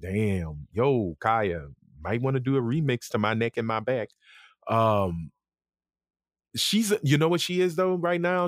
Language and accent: English; Lafayette, Louisiana, United States; accent: country; I'm from Lafayette. I ain't got shit to do with New Orleans.